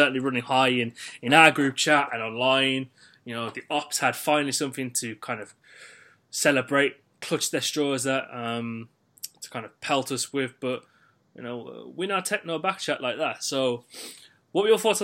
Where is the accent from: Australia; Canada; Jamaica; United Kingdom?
United Kingdom; Birmingham, West Midlands; I am from Birmingham